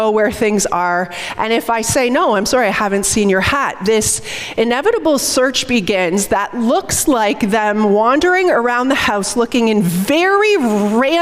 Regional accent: St. Catharines, Ontario, Canada; We grew up together in St. Catharines

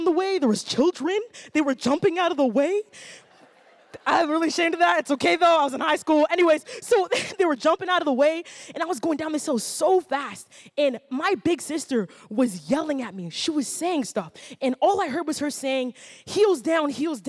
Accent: Ottawa, Ontario, Canada; I actually grew up right here in Ottawa, and I grew up in the South Side

